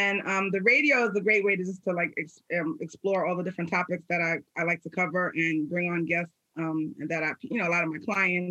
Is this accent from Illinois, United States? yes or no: no; New York City, New York, United States; I'm from New York City, the Bronx, New York, by way of Jamaican parents